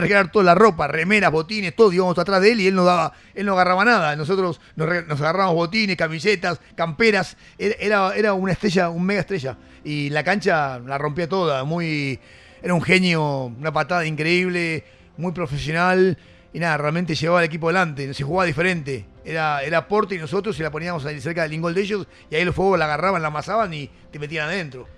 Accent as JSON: {"language": "Spanish", "country": "Argentina", "said": "me siento más que argentino, me siento totalmente argentino"}